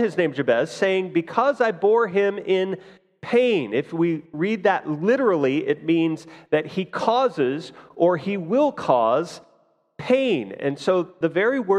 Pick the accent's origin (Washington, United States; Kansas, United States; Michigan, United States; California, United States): Kansas, United States; Fort Scott; as a kid, I grew up in Fort Scott here